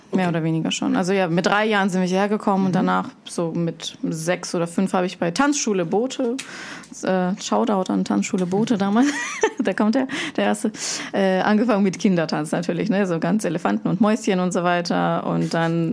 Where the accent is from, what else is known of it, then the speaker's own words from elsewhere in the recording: Germany; moved away as an adult; also born or lived in Russia; now in Switzerland; Ich bin in Russland geboren, bin in Deutschland aufgewachsen, bin jetzt in der wunderschönen Schweiz unterwegs